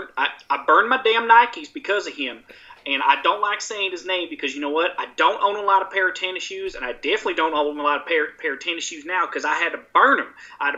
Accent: Mobile, Alabama, United States; I am a conservative. I'm from Mobile, Alabama.

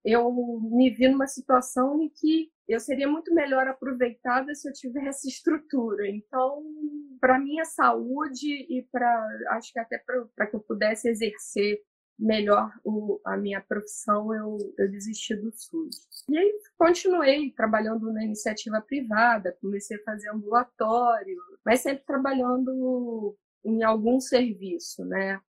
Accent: Valença, Rio de Janeiro, Brazil; moved away as an adult; now in Rio de Janeiro, Brazil; me formei em Valença, minha cidade natal, cidade que eu tenho muito orgulho de. Eu brinco que eu sou nascida, criada e estudada lá

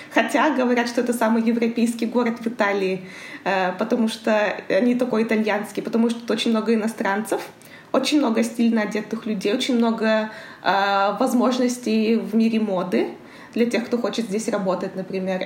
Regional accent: Karaganda, Karaganda Region, Kazakhstan; moved away as an adult; also born or lived in Astana, Kazakhstan; now in Milan, Italy; Я родилась в Караганде. Город большой, я никогда не жила в поселках

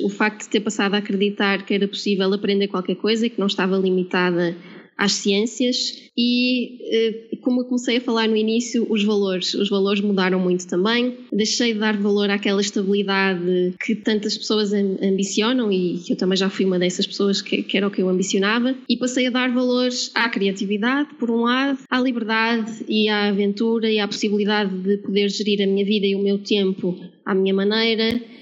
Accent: Porto, Norte, Portugal; moved away as an adult; now in Lisbon, Portugal; sou do Porto uh, como podem notar, se calhar pelo sotaque, mas vivo em Lisboa já há 5 anos

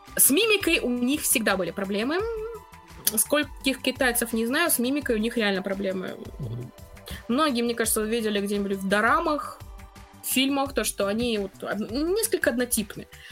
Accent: Russia; я как бы из России

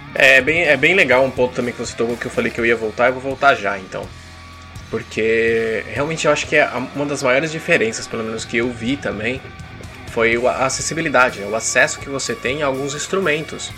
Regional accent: Brazil; Nós três aqui crescemos nos anos 90 no Brasil

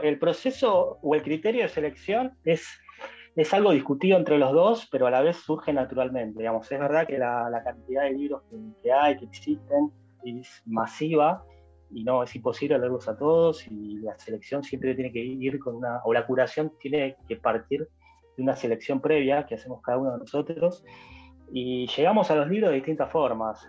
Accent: Buenos Aires, Argentina; nosotros somos de Capital

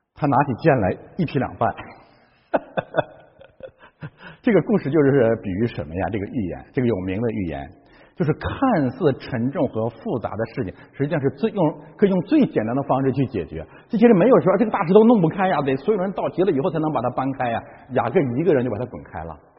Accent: China; 我中国人是这样的

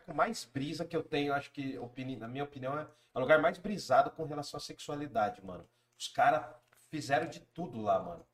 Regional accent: Jundiaí, São Paulo, Brazil; Nós somos de Jundiaí

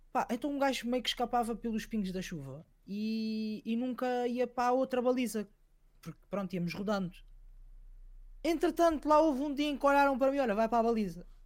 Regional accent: Sintra, Lisbon, Portugal; eu sou de Sintra, há uma comunidade bastante africana

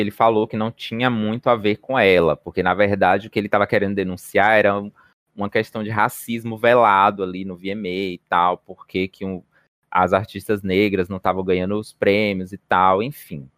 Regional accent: Bahia, Brazil; Tenho 25 anos, sou baiana

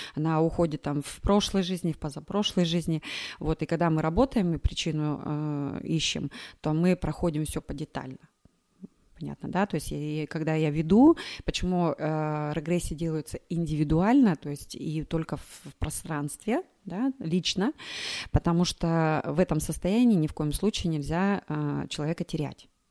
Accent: Krasnoyarsk, Krasnoyarsk Krai, Russia; moved away as an adult; now in Moscow, Russia; я сама из Красноярска

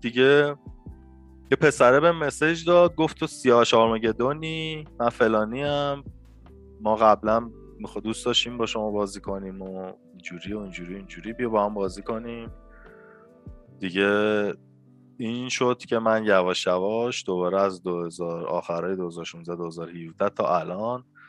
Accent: northern Iran, Iran; now in Tehran, Iran; کلا چون من شمالی هستم خانواده شمالی بچگی هی میرفتم توی اون محیط قشنگ

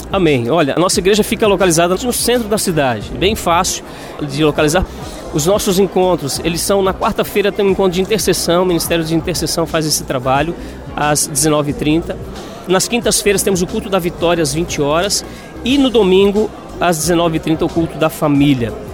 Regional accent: Florianópolis, Santa Catarina, Brazil; moved away as an adult; now in Xanxerê, Brazil; sou natural aqui de Florianópolis

